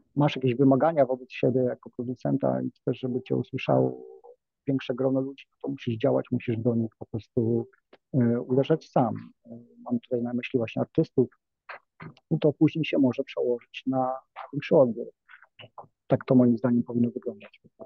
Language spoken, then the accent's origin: Polish; Nowa Ruda, Lower Silesian Voivodeship, Poland; pochodzę z małego miasta Nowa Ruda na Dolnym Śląsku